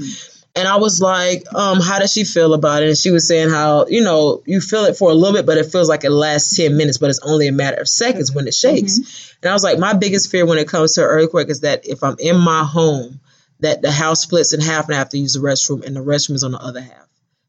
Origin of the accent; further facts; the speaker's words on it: Florida, United States; I'm from Florida. Like, this is what we do.